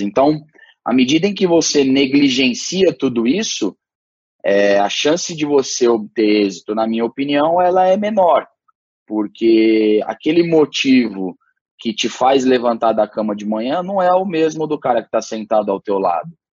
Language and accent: Portuguese; Brazil; eu era brasileiro